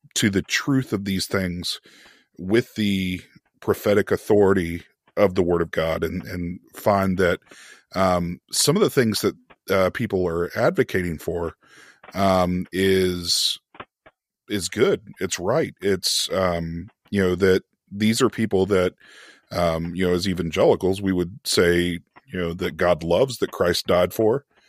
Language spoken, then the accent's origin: English; United States; being an American